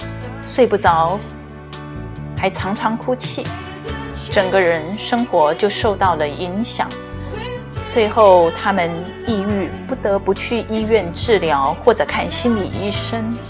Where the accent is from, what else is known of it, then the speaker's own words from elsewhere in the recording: Nantou County, Taiwan; 我的家乡台湾南投发生二十世纪末台湾最大的地震